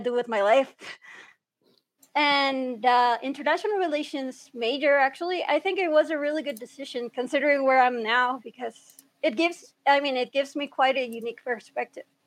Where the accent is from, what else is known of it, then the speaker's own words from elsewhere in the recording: Honduras; also born or lived in Florida, United States / Texas, United States; I've grown up in Honduras almost my entire life because I came here when I think I was like around one or two years old